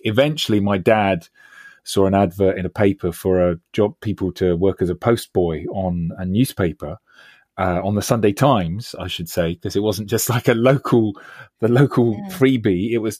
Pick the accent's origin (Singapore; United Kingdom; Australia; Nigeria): United Kingdom; London; I mean, for a start, I grew up in West London.